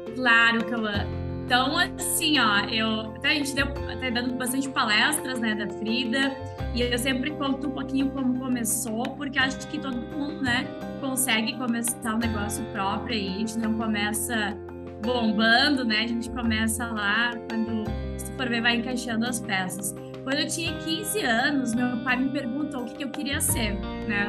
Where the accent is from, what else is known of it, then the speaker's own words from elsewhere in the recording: interior of Rio Grande do Sul, Brazil; eu sou do interior do Rio Grande do Sul.